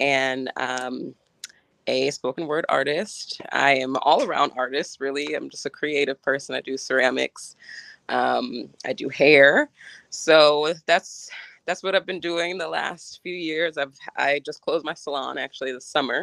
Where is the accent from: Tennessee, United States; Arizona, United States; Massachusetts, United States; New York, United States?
New York, United States; Woodstock; I was born in Woodstock, New York